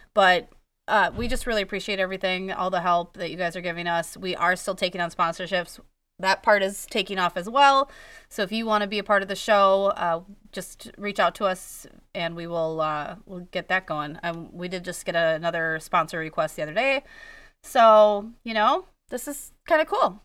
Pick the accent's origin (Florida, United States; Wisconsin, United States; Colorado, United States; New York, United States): Wisconsin, United States; I'm from Wisconsin